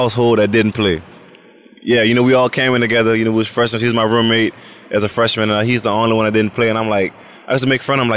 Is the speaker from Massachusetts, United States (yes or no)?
no; New Orleans, Louisiana, United States; moved away as an adult; now in Jacksonville, United States; born and raised in New Orleans, went to LSU